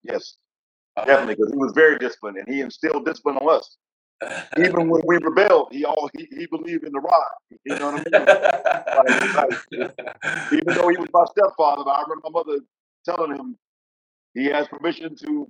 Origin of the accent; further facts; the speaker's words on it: Jackson, Mississippi, United States; I grew up in Jackson, Mississippi.